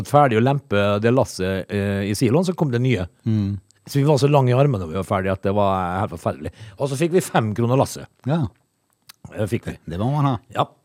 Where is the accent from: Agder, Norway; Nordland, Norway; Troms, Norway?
Agder, Norway; Øvrebø; jeg vokste opp i Øvrebø.